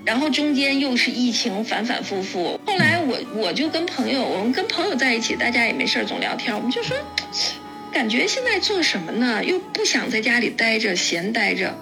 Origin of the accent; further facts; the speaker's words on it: northern China, China; now in Germany; 因为我是北方人